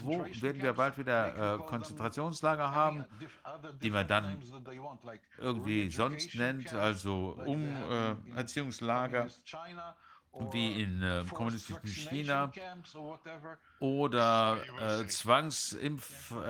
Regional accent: Germany; beunruhigend ist für mich uh, als Deutscher und viele andere Deutsche

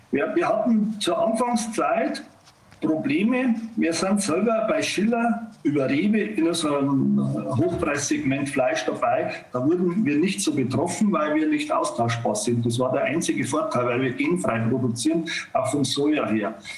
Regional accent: Bavaria, Germany; bei uns in Bayern

